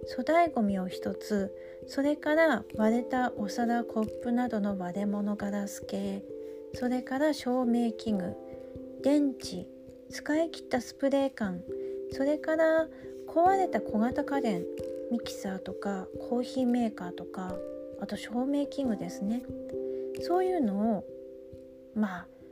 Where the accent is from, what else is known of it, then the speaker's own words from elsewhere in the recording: Choshi, Chiba, Japan; also born or lived in Aomori / Tokyo; 地元の千葉県銚子市のゴミ処分場に自分でゴミを持っていきました